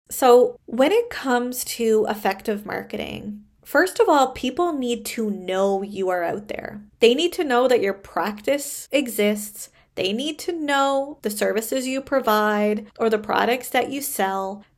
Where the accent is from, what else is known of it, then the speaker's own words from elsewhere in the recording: Canada; I am a Canadian social worker